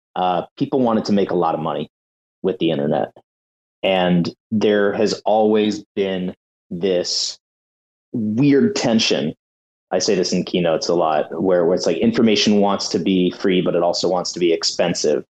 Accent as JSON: {"language": "English", "country": "United States", "said": "as an American"}